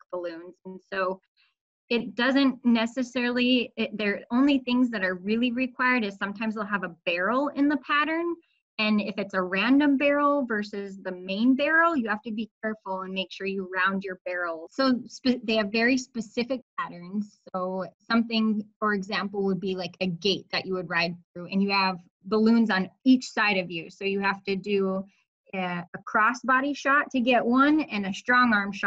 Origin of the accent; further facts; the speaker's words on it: Colorado, United States; moved away as an adult; also born or lived in Florida; now in Fargo, United States; I grew up in Colorado